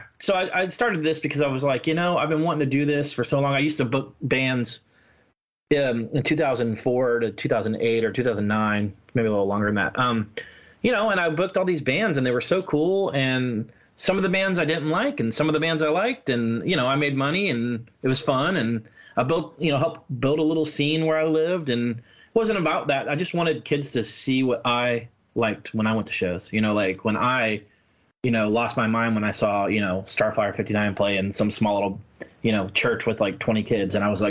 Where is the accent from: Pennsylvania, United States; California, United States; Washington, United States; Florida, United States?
Florida, United States; Tampa; born there; also born or lived in Missouri / Maryland / Jacksonville; I was born in Tampa. My dad was a pastor, so we moved around a lot. I lived in Missouri. I lived in Maryland.